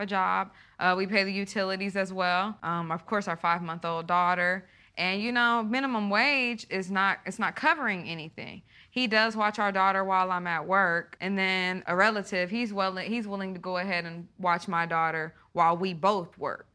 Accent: Tulsa, Oklahoma, United States; we're from Tulsa

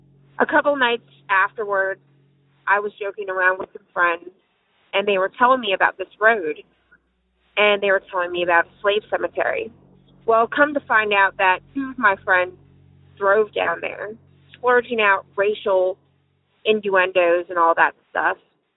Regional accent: Mount Airy, Maryland, United States; I grew up back in Maryland. I grew up in a small town called Mount Airy between the Route 70, between Frederick and Baltimore, probably 45 minutes from Baltimore and 35 minutes from Frederick.

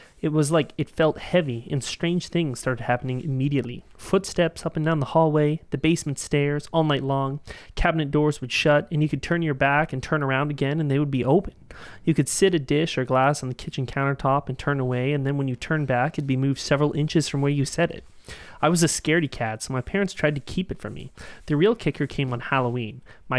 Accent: Canada; We're Canadian. We don't have guns.

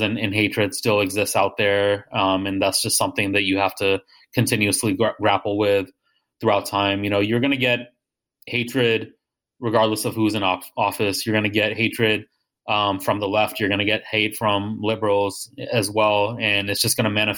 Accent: United States; I was born here

